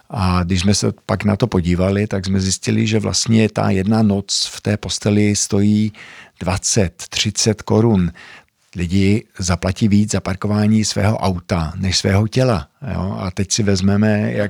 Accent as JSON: {"language": "Czech", "country": "Sweden", "tie": "born or raised there", "also_born_or_lived": "Zlín, Czech Republic", "accent": "Zlín", "moved": "as an adult", "said": "25 let ve Švédsku, vyrůstal jsem vlastně od pěti let, takže i proto moje čeština je takováhle směšná"}